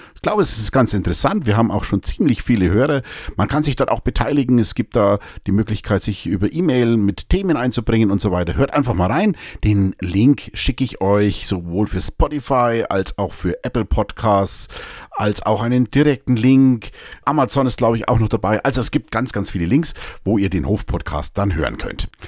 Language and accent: German; Münchberg, Bavaria, Germany; als ich noch in Münchberg gelebt habe. Ich, einige von euch wissen das ja, ich komme aus Münchberg